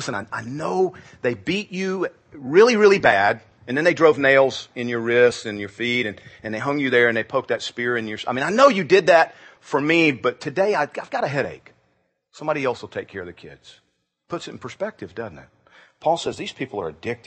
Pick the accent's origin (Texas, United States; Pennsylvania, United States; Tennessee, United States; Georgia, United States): Georgia, United States; Growing up in Georgia